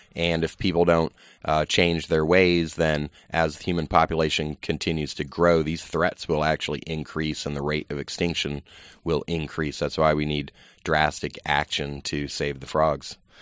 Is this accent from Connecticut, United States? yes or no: no; Virginia, United States; I grew up in Virginia